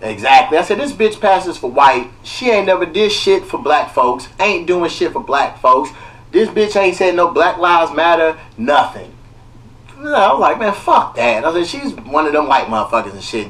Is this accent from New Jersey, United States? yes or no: no; Kentucky, United States; now in Los Angeles, United States; I'm from Kentucky. I didn't know I had peoples out here.